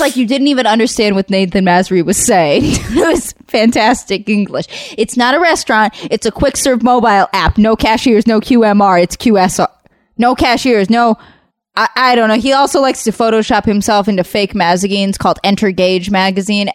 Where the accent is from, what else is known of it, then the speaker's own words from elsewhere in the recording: Southern California, United States; I grew up in Southern California